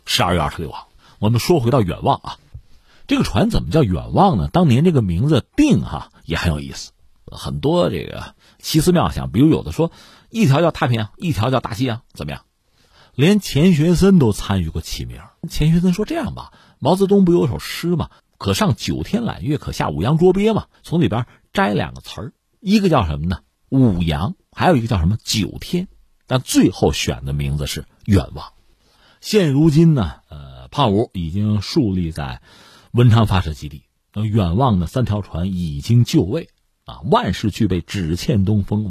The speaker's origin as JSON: {"language": "Chinese", "country": "China", "said": "我们中国人"}